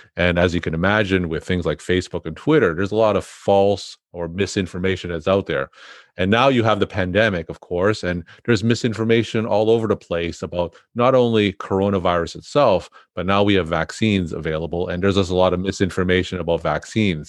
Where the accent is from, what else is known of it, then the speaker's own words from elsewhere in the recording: New England, United States; I'm from New England